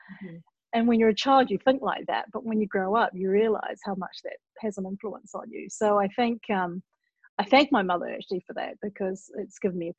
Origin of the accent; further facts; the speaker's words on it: Auckland, New Zealand; born in New Zealand, Auckland, which is the biggest city but not the capital